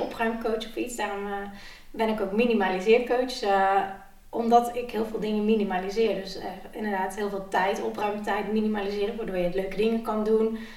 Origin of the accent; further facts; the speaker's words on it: Nijmegen, Gelderland, Netherlands; ik kom uit Nijmegen